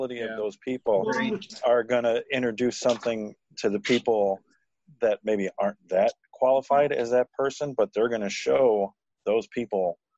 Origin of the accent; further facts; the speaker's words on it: Chicago, Illinois, United States; I'm from the city, I literally come from the city of Chicago. I was born in Cook County Hospital, which is no longer up and running. I mean, yeah, that's where I'm from.